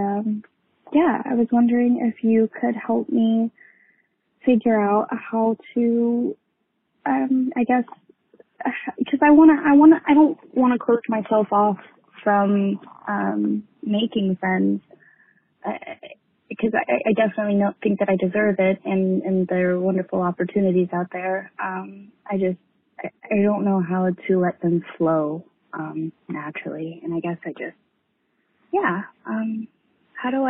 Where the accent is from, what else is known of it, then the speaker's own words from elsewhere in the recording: Texas, United States; I'm from Texas